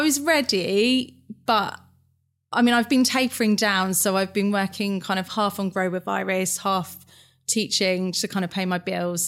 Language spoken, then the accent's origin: English; Fleet, South East England, United Kingdom; I'm from Hampshire. Yeah. A place called Fleet.